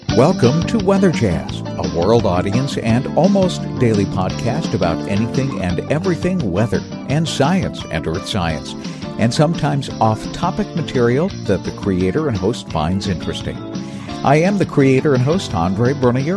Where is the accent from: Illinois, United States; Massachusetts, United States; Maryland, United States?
Massachusetts, United States; New Bedford; moved away; I'm originally from New Bedford, Massachusetts